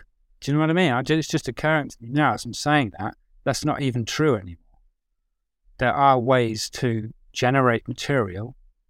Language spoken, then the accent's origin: English; South East England, United Kingdom; I grew up in Oxfordshire. I didn't know anybody who worked in film and TV.